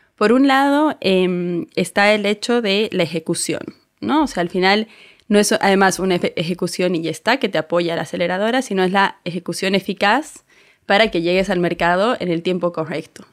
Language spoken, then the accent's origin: Spanish; Bolivia; now in Spain; yo soy de Bolivia, me vine hace unos años ya